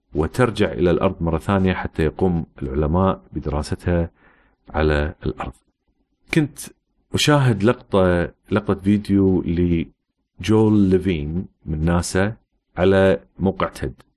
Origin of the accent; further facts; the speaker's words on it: Kuwait; also born or lived in United States / United Kingdom; احنا مثلا عندنا في الكويت